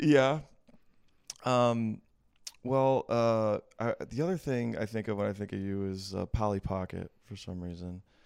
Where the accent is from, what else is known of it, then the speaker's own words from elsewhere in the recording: Midwest, United States; also born or lived in Atlanta; now in Greenville, United States; I'm from, well, I'm from the Midwest